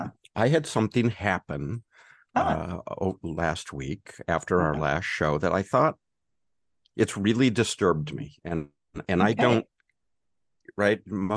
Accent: California, United States; from California, where we have concerts, lots of concerts.

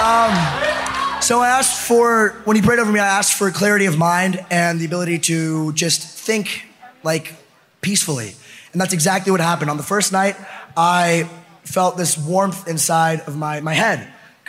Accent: Pennsylvania, United States; back to my home state of Pennsylvania

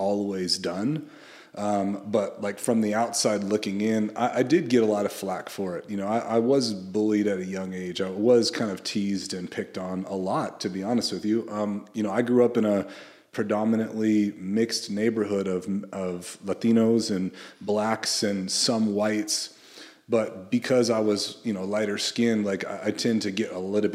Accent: Central Coast of California, United States; when I was a kid, I grew up on the Central Coast of California, and I was raised primarily by my mom

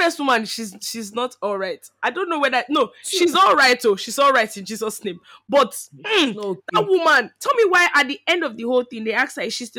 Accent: Nigeria; moved away; growing up in Nige and schooling in Nige

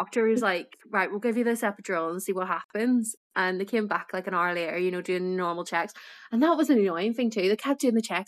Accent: Belfast, Northern Ireland, United Kingdom; now in Yorkshire, United Kingdom

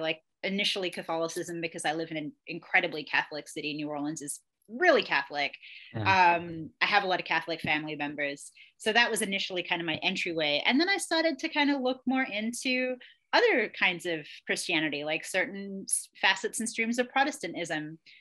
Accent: Australia; moved away; also born or lived in England; I grew up in Australia and England. I was born in England. I was there until I was 10, and then I spent the rest of my childhood and young adulthood in Australia.

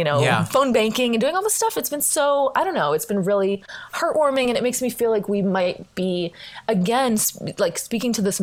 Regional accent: United States; how embarrassing it has been for both of us to be Americans out traveling in the world

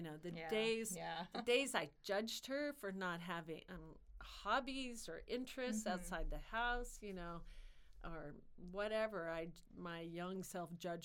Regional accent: Lincoln, United States; now in Woodbine, Iowa, United States; I grew up in Lincoln

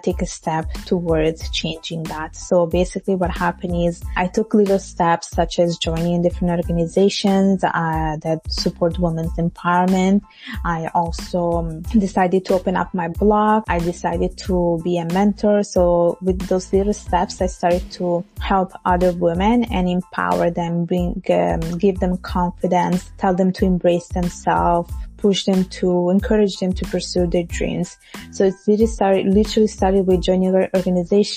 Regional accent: Italy; now in Montreal, Canada; I was born and raised in Italy and my parents are from Bangladesh

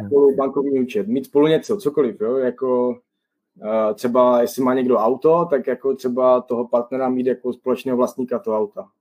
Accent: Czechia; moved away as an adult; now in Toronto, Canada; my jediní prostě Češi, že s českým pasem

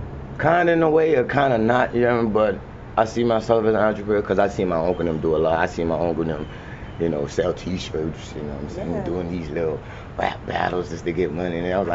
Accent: New Orleans, Louisiana, United States; moved away; Born in New Orleans, Louisiana.

